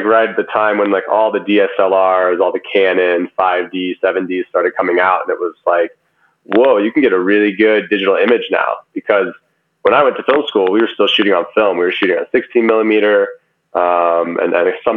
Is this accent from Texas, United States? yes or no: yes; Dallas, Texas, United States; moved away as an adult; also born or lived in Los Angeles, California / San Francisco, California; now in Boulder, United States; growing up in Dallas